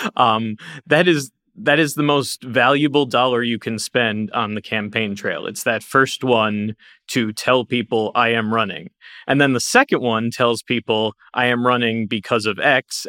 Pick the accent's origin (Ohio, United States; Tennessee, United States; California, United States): Ohio, United States; my home state of Ohio